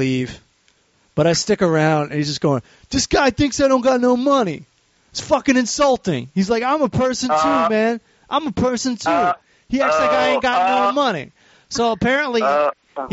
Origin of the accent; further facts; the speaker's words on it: Maryland, United States; now in Los Angeles, United States; where I grew up in Maryland